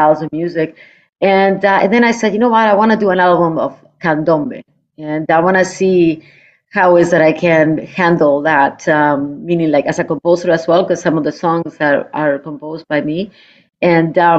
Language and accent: English; Uruguay; now in Toronto, Canada; I'm from Uruguay